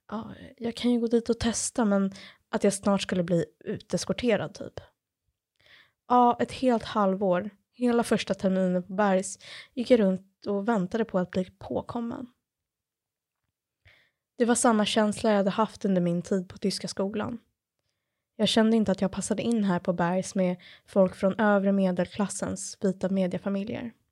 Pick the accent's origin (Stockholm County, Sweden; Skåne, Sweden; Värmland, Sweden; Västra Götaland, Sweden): Stockholm County, Sweden; Stockholm; Mina föräldrar hade alltså kommit till Sverige från Japan och Polen och nu föddes jag här och skulle komma att bli ett så kallat third culture kid här i Stockholm.